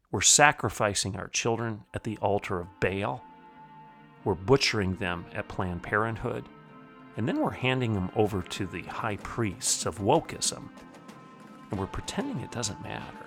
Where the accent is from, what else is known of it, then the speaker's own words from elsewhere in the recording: Bartlesville, Oklahoma, United States; my hometown here of Bartlesville, Oklahoma